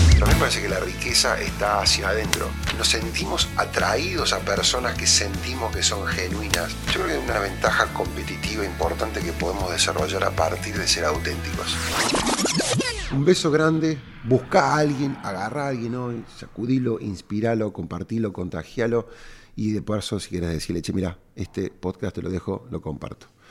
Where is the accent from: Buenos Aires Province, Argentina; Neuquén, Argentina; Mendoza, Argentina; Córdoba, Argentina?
Córdoba, Argentina; cordobés y emprendedor